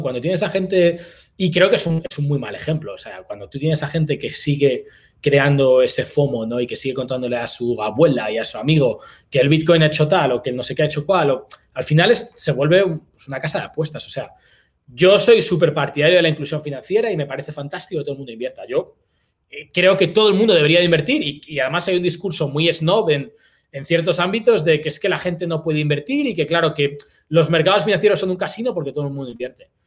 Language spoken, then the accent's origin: Spanish; Spain; also born or lived in Malaysia / Indonesia; now in Philippines; en España somos pues, muy españoles en ese sentido